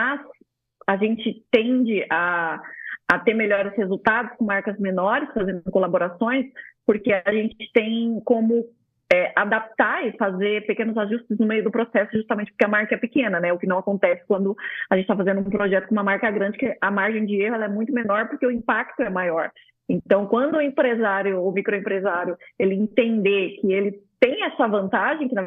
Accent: São Paulo, Brazil; Eu vim de São Paulo, então vocês imaginam a loucura que era a vida, né?

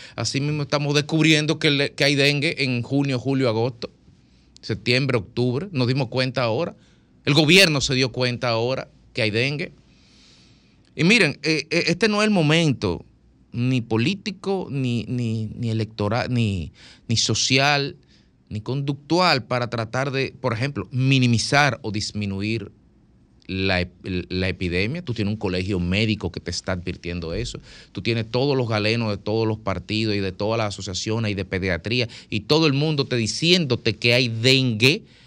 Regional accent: Dominican Republic; soy un dominicano

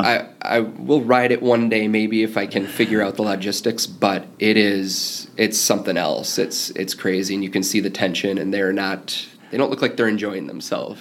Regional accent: Midwest, United States; growing up in the Midwest, that's kind of the kind of the same kind of roots that I came from

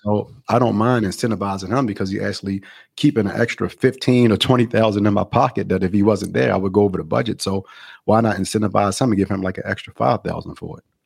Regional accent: Baltimore, Maryland, United States; moved away as an adult; now in Los Angeles, United States; I'm actually from Baltimore, Maryland, so I moved to California, um, like eleven years ago, I moved to L

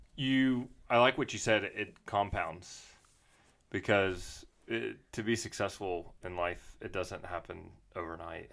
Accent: Mississippi, United States; now in Jackson, United States; me growing up in Mississippi

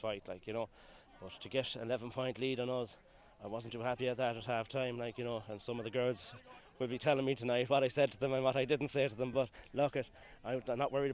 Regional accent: Mayo, Connacht, Ireland; moved away; I'm originally from Mayo

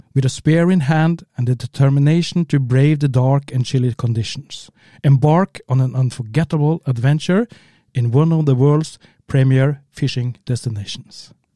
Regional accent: Kristiansund, Møre og Romsdal, Norway; English is a second language; We come from Kristiansund in the north, northwest of Norway

